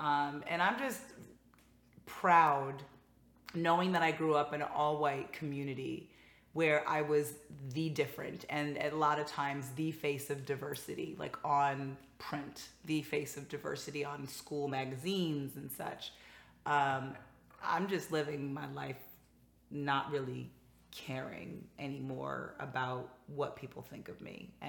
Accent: Northeast, United States; what I loved about growing up in the Northeast was just like how so many different cultures and backgrounds were coming together and living door to door, side by side

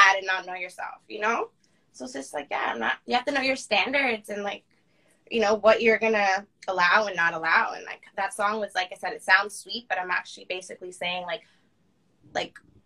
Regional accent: Toronto, Ontario, Canada; I'm born in Toronto. I grew up in Toronto, like Peel region, then I moved to Toronto.

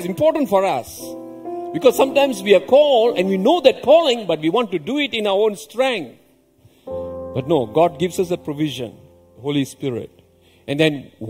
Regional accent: Malaysia; I grew up in a rubber estate.

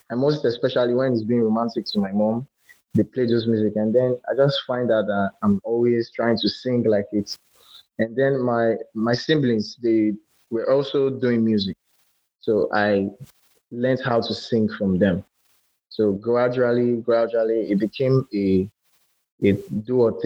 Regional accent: Lagos, Nigeria; also born or lived in Akwa Ibom State; I'm a musical artist from Akwa Ibom State, and I was born and brought up in Lagos.

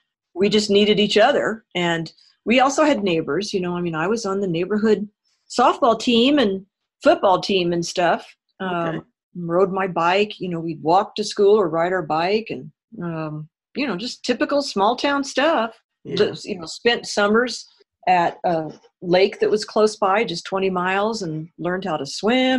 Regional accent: Illinois, United States; Yep. I sure was. A small town way down south.

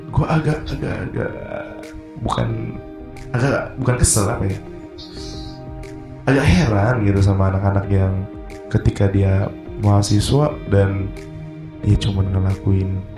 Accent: Indonesia; born there; berarti kita harus berterima kasih kepada Tuhan karena kita dilahirkan di Indonesia

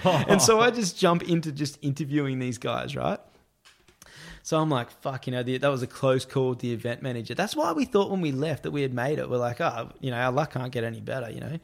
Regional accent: Australia; I'm this Australian being a reporter

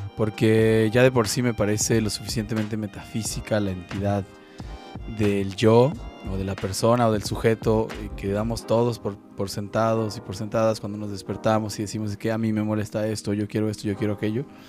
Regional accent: Mexico; soy mexicano, ya sea porque así lo dice mi pasaporte o mi INE

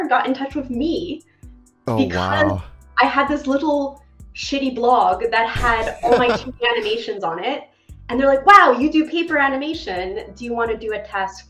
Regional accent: Montreal, Quebec, Canada; I grew up in Montreal, Canada

